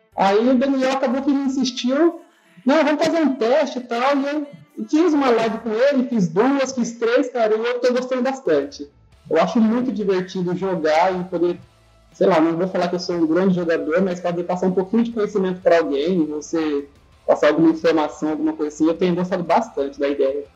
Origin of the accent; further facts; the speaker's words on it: José Bonifácio, São Paulo, Brazil; Eu sou de José Bonifácio, do interior de São Paulo.